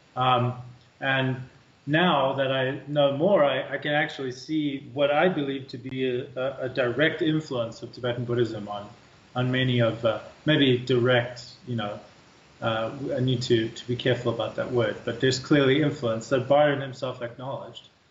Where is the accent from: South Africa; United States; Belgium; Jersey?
South Africa; moved away; Growing up in South Africa, too, uh, we're such a ethnically, culturally, linguistically, religiously diverse country.